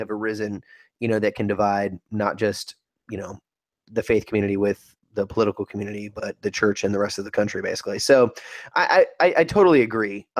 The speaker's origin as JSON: {"language": "English", "region": "Northern California", "country": "United States", "tie": "born or raised there", "said": "my days growing up in Northern California"}